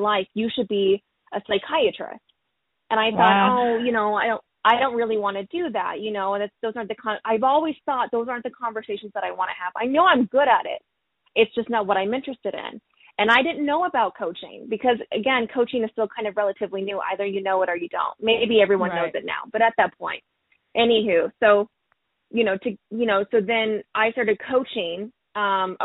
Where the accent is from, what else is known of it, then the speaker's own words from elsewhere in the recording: Springfield, Missouri, United States; moved away as an adult; now in Seattle, United States; I'm originally from Springfield, Missouri. So to move mm-hmm. from Little Old Missouri to all the way to Seattle